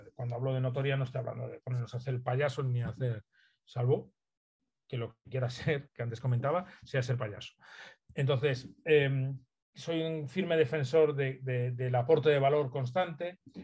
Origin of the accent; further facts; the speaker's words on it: Galicia, Spain; Soy gallego, entonces hago un guiño a, mi tierra siempre